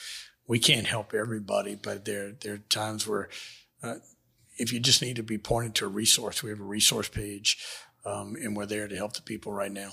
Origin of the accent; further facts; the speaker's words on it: Houma, Louisiana, United States; I'm from Houma.